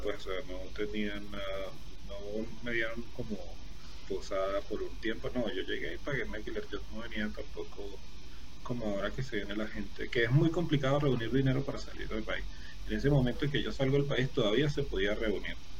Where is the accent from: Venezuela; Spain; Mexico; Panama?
Venezuela; moved away as an adult; now in Bogotá, Colombia; nací en Venezuela y viví toda mi vida en Venezuela, hasta ahora que vengo a migrar aquí a Colombia.